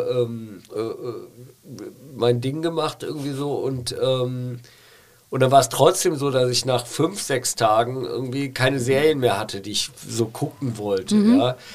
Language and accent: German; Rhineland, Germany; ich bin ja Rheinländer